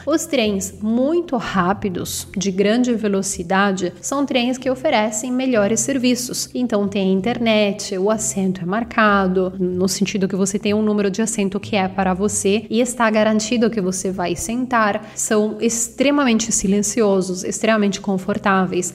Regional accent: Bergamo, Lombardy, Italy; Portuguese is a second language; eu sou de Bergamo, fica no norte da Itália, pertinho de Milão

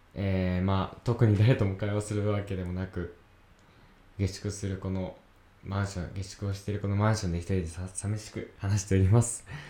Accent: Yamanashi, Japan; 山梨県出身大学生2人

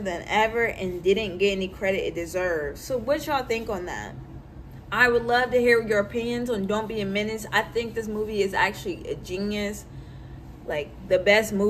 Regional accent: Louisville, Kentucky, United States; I grew up in the West End of Louisville

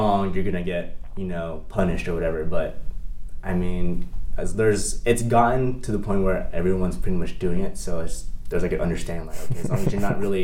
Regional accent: San Diego, California, United States; also born or lived in Indiana / Ohio; Born and raised in San Diego. Went to high school here

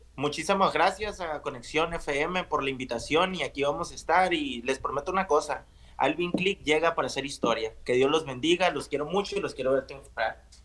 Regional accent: a village near Navojoa, Sonora, Mexico; moved away; yo soy de un pueblo cerca de Navojoa, un pueblo de, ¿qué te gusta?, de mil habitantes

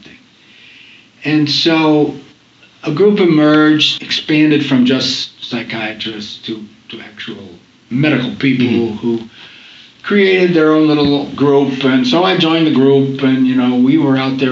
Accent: Rochester, New York, United States; also born or lived in Boston, United States / Syracuse, United States; I grew up in Rochester, New York.

